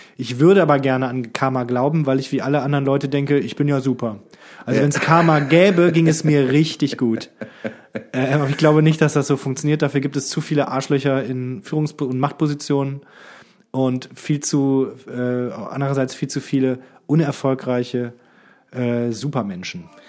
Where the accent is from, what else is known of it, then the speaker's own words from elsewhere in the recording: Krefeld, North Rhine-Westphalia, Germany; moved away; in meiner Heimat in Krefeld